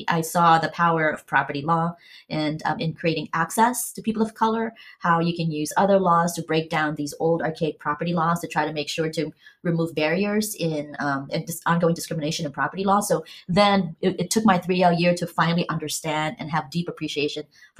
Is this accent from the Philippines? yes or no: yes; Philippines; born there; I grew up in a small island. I was born in the Philippines, but I grew up in a small island.